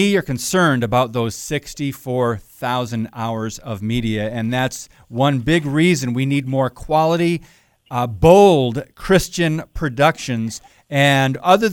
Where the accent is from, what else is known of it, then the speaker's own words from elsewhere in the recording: Upper Peninsula, Michigan, United States; That's where I grew up, in the UP